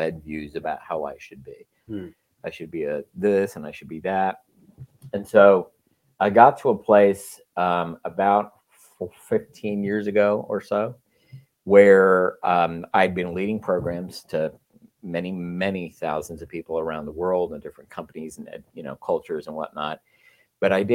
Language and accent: English; Texas, United States; moved away as an adult; also born or lived in Chicago; now in California, United States; I grew up in Texas, grew up Catholic